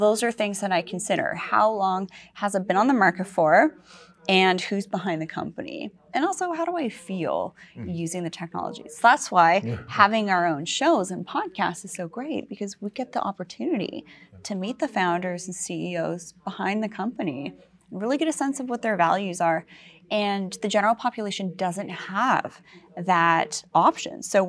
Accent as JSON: {"language": "English", "area": "Vancouver Island", "region": "British Columbia", "country": "Canada", "said": "I'm from Vancouver Island"}